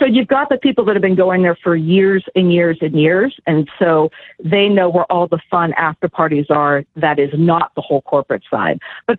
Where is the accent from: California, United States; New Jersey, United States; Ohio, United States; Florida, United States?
California, United States; I'm actually from California